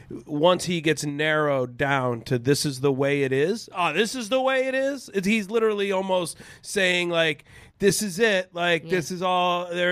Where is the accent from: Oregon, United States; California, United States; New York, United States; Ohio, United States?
Ohio, United States; Lorain; now in Los Angeles, United States; my hometown of Lorain